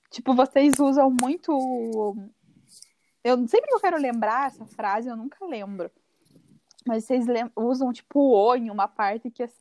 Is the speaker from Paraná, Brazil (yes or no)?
yes; Curitiba, Paraná, Brazil